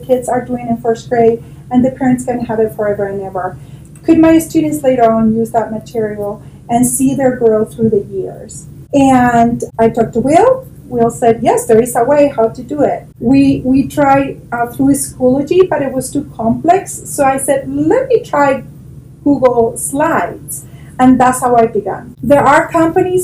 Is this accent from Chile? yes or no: yes; Chile; moved away as an adult; now in Eagle County, United States; I'm from Chile, South America.